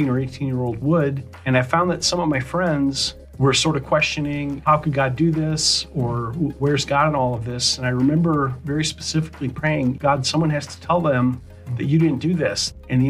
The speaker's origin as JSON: {"language": "English", "town": "Palatine", "region": "Illinois", "country": "United States", "tie": "born or raised there", "said": "I grew up in Palatine, Illinois, northwest suburbs of Chicago"}